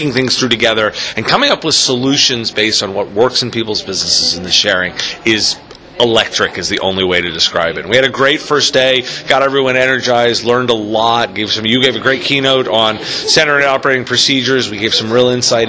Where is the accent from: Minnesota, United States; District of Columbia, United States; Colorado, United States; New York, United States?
District of Columbia, United States; Washington; Washington, D.C., my hometown